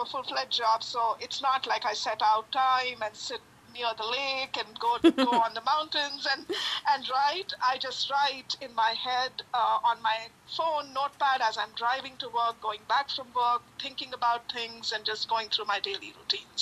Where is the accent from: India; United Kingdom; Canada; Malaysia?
India; now in Chicago, United States; I am originally from India. I live in Chicago